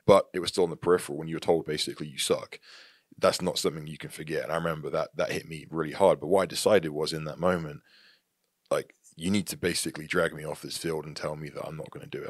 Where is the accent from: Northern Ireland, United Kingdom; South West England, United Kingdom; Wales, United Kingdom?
South West England, United Kingdom; Tavistock; moved away as an adult; also born or lived in Plymouth; now in United States; I was born in a, a, a city called Plymouth in the U K. And I grew up mainly in Tavistock, the town of Tavistock, which is about twenty minutes north of Plymouth